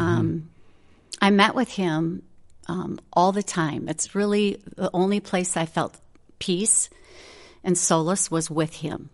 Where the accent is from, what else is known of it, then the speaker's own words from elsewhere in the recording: Minnesota, United States; moved away as an adult; also born or lived in the Carolinas; I grew up in Minnesota. I've always lived in Minnesota